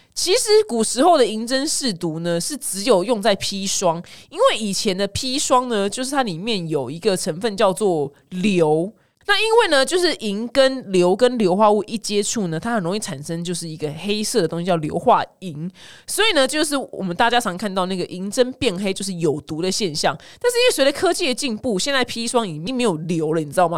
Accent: Taiwan; 我们台湾人

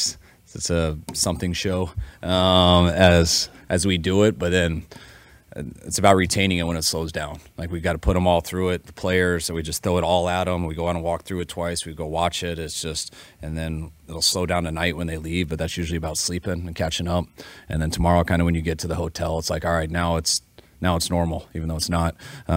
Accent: Colorado, United States; And I'm from Colorado, so my wife went there.

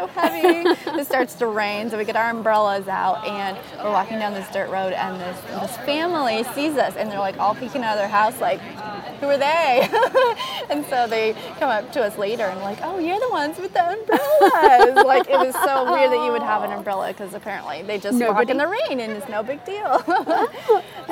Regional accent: California, United States; We're from California

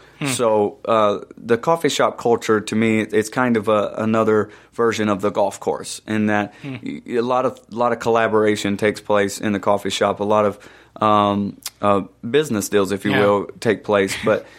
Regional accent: Atlanta, Georgia, United States; We were from Atlanta.

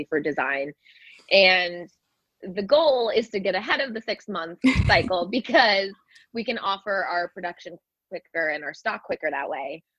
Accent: California, United States; moved away as an adult; now in New York City, United States; i grew up in california but i've been in new york now for 15 years

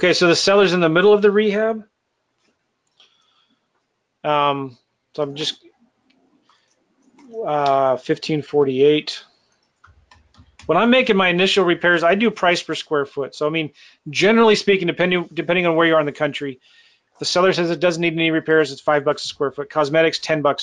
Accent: San Diego, California, United States; It's my hometown stomping grounds. I went to school in near El Cajon, Casa de Oro, right here. My mom lives in Jamul

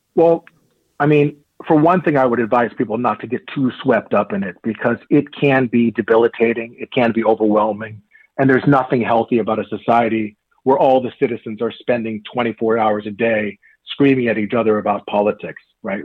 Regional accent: Marin, California, United States; growing up in Marin

